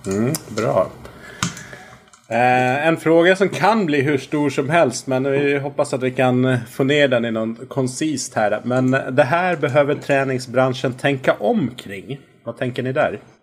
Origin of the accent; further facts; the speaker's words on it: Visby, Gotland, Sweden; Jag är uppväxt på Gotland